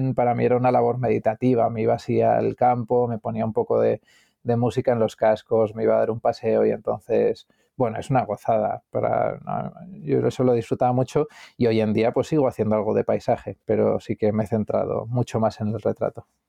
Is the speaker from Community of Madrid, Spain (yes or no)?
yes; Madrid, Community of Madrid, Spain; born or raised there; also born or lived in Galicia